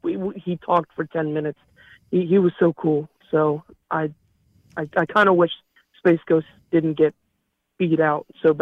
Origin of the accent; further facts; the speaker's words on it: Myrtle Beach, South Carolina, United States; Myrtle Beach, South Carolina.